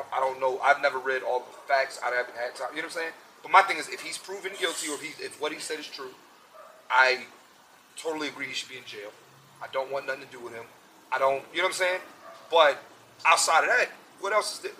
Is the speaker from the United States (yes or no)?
yes; Philadelphia, Pennsylvania, United States; moved away as an adult; also born or lived in New York; now in Los Angeles, United States; I'm from Uptown, so I'm from like East Oak Lane. So where I'm from is past North Philly